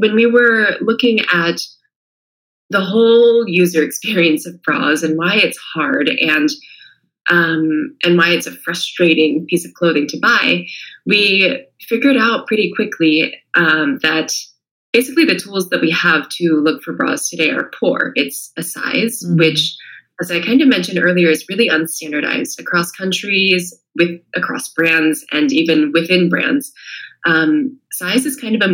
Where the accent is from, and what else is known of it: California, United States; born or raised there; moved away as an adult; also born or lived in China; now in Italy